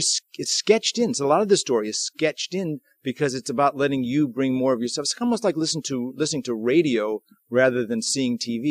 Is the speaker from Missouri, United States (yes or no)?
yes; St. Louis, Missouri, United States; I'm from St. Louis